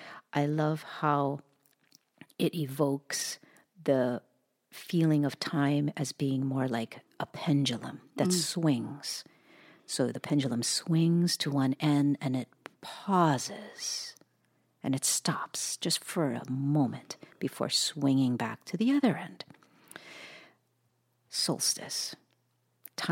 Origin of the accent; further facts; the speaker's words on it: Hawaii, United States; growing up in Hawaii.